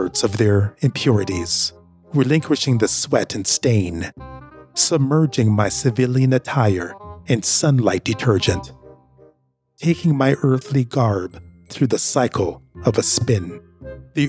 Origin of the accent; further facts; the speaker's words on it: Jamaica; now in Canada; Where I'm from, I'm originally from Jamaica.